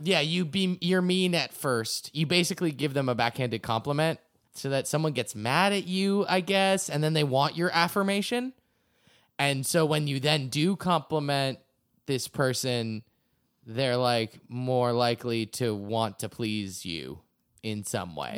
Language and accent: English; Acton, Massachusetts, United States; my hometown Acton, Massachusetts